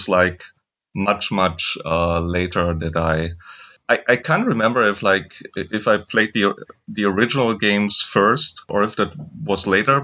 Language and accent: English; Germany; I'm also from Germany